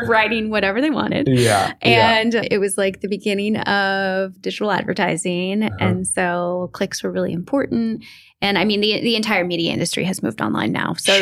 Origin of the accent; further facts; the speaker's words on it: Orange County, California, United States; I'm from Orange County